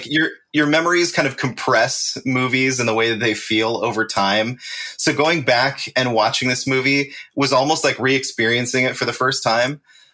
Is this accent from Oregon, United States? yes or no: no; California, United States; born or raised there